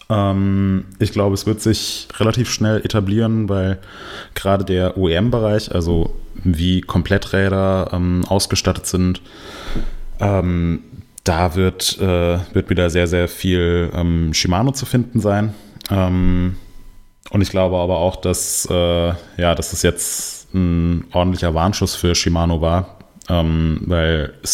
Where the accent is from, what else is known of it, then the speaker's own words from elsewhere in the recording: Denmark; Ich bin ähm, doch Däne.